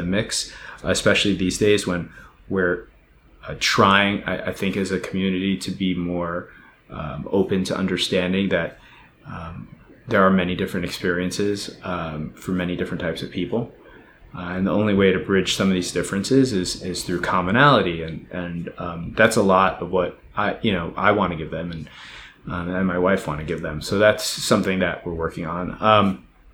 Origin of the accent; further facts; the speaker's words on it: United States; from my perspective as an American